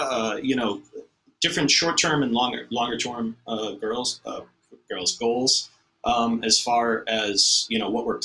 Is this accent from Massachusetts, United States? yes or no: yes; Watertown, Massachusetts, United States; where I grew up in Watertown